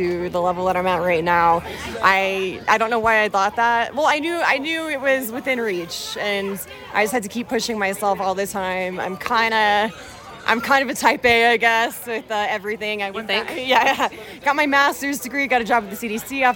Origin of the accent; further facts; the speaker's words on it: Colorado, United States; I'm from Colorado